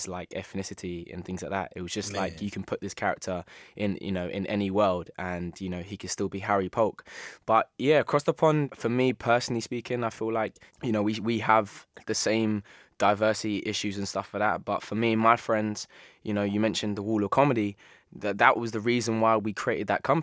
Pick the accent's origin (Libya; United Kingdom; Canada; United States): United Kingdom; London; I'm from South London